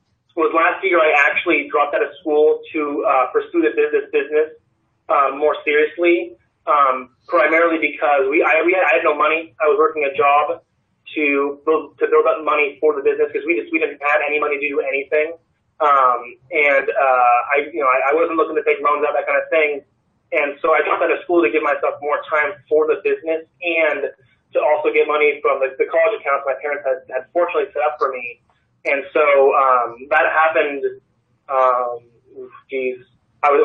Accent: California, United States; now in Portland, United States; I was born back in California

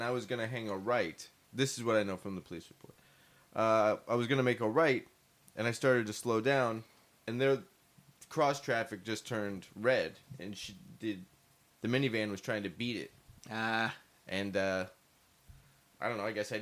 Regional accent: Phoenix, Arizona, United States; now in Los Angeles, United States; I'm born and raised in Phoenix.

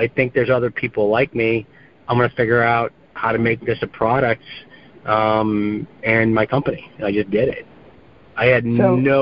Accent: East Lansing, Michigan, United States; I grew up in East Lansing, Michigan, and I actually went to Michigan State

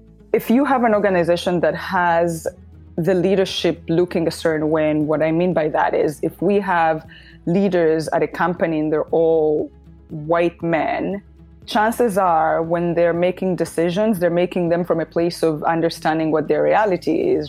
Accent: Uganda; moved away as an adult; also born or lived in New York City; I was born and raised in Uganda, and until 8 years ago, I lived in Uganda, and then decided to pack my life in a bag and move to New York City

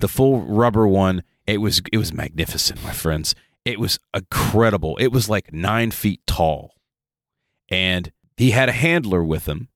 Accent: the South, United States; we're from the South. It is hot and muggy in the South pretty much until wintertime

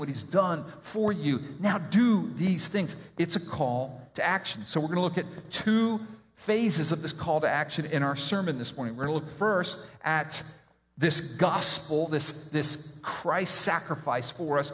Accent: Miami, Florida, United States; I grew up in Miami

